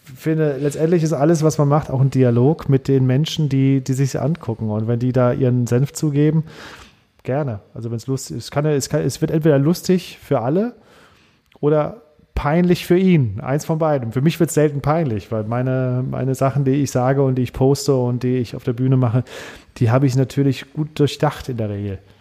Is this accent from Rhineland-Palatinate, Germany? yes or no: no; Saarland, Germany; ich bin Saarländer